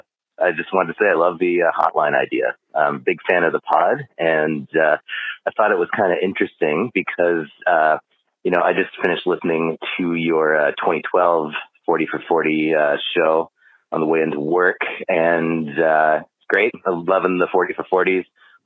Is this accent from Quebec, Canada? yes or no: no; Hamilton, Ontario, Canada; I'm actually from Hamilton, Ontario myself as well.